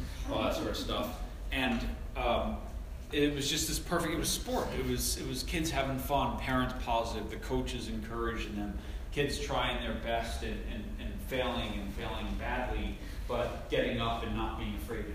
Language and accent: English; Long Island, New York, United States; moved away; also born or lived in Vermont / Portland; I grew up in New York and I was a multi-sport kid